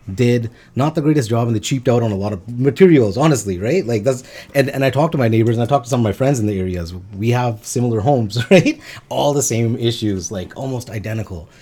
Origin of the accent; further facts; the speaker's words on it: Quesnel, British Columbia, Canada; now in Surrey, Canada; was born and raised in Cornell, British Columbia, and we moved out here in the early two thousands